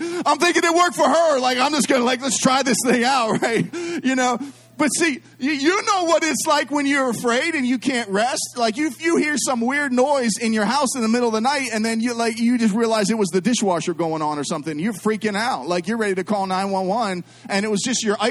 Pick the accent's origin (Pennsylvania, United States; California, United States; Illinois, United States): Pennsylvania, United States; Pittsburgh; I'm from Pittsburgh